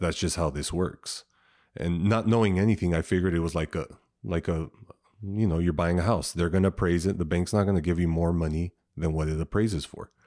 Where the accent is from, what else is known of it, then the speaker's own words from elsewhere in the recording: San Diego, California, United States; I grew up here in San Diego, um, from the South Bay, which is, uh, probably really close to T J, Chula Vista area.